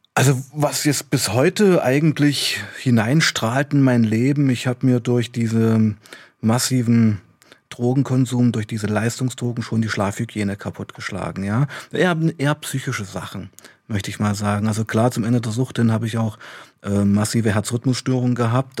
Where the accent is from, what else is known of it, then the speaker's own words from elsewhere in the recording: Weißenfels, Saxony-Anhalt, Germany; now in Leipzig, Germany; ich kam ja aus Weißenfels, ich bin in Weißenfels aufgewachsen